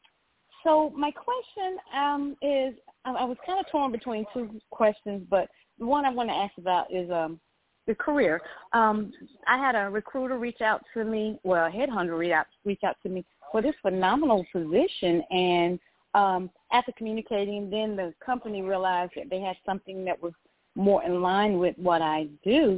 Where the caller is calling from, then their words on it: Georgia, United States; I'm calling from Georgia